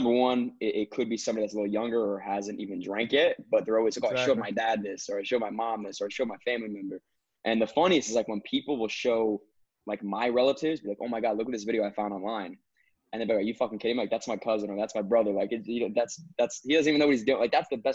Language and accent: English; New Jersey, United States; I'm from North Jersey. Yeah, so when you guys mentioned you go to FDU, I literally live 25 minutes away, Passaic County.